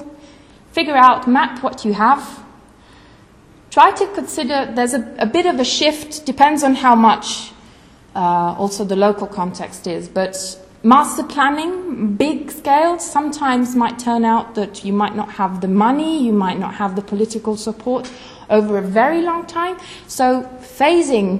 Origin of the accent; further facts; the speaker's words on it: Italy; I come from Italy